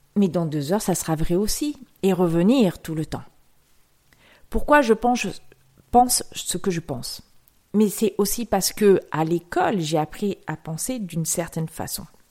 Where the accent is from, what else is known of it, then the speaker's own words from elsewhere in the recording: France; also born or lived in Aix-en-Provence; Je suis née en France. J'ai des parents français. J'ai des parents qui ont vécu à la campagne et j'ai vécu très longtemps à la campagne